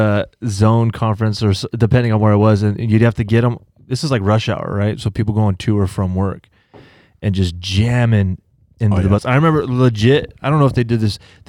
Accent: United States; As an American, you don't really like, you like your space.

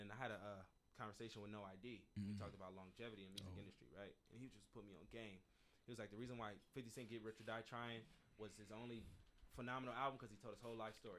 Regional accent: Pasadena, California, United States; I'm from Pasadena. So when you lose somebody that close, immediately dark thoughts happen.

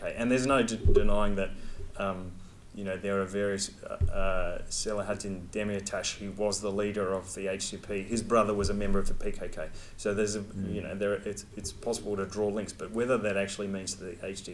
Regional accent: Australia; I'm from Australia, I'm a researcher

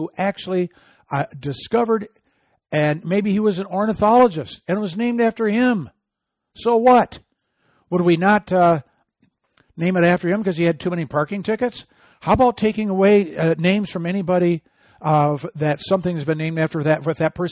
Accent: Michigan, United States; my home state of Michigan

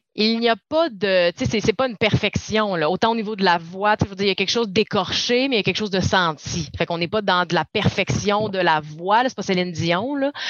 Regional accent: Saguenay, Quebec, Canada; je viens du Saguenay

